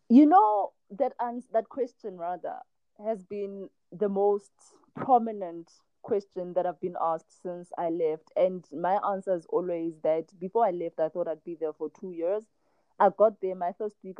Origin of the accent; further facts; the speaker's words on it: South Africa; now in China; I'm from South Africa